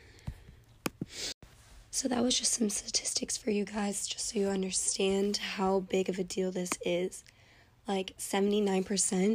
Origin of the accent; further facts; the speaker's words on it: Arizona, United States; I'm from Arizona, and Arizona is in a desert